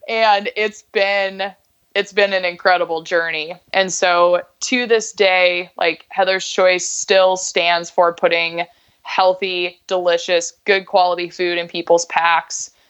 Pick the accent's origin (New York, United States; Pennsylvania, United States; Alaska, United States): Alaska, United States; moved away as an adult; also born or lived in Bellingham / Colorado; I grew up in Alaska, went to school in Bellingham